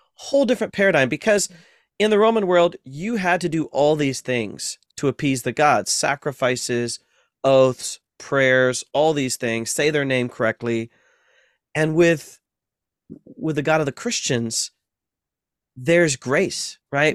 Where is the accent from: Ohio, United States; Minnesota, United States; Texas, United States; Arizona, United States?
Ohio, United States; moved away; also born or lived in Massachusetts; in the Midwest, I'm from Ohio